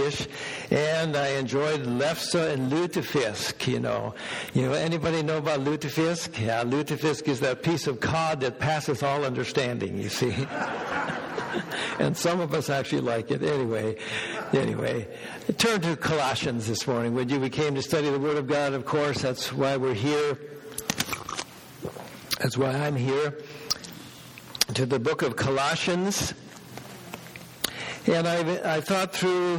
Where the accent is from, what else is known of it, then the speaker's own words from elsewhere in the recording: Minnesota, United States; now in Bellingham, United States; out in the rural part, similar to what I grew up in back in Minnesota